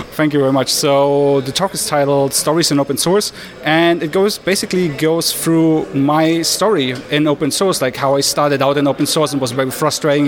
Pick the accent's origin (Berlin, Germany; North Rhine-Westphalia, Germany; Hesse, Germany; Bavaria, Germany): Berlin, Germany; I'm from Berlin in Germany